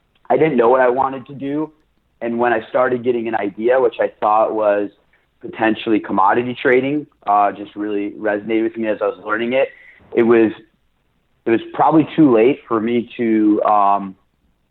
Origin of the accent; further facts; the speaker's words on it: Detroit, Michigan, United States; I'm born and raised in Detroit, Michigan